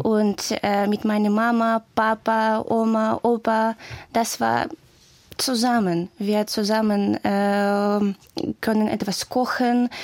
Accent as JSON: {"language": "German", "town": "Kharkiv", "region": "Kharkiv Oblast", "country": "Ukraine", "also_born_or_lived": "Luhansk, Ukraine", "second_language": "German", "moved": "as an adult", "lives_now": "Cologne, Germany", "said": "ich komme aus der Ukraine, das Stadt Kharkiv, ja. Mhm, mhm. Aber ich bin in Lugansk geboren"}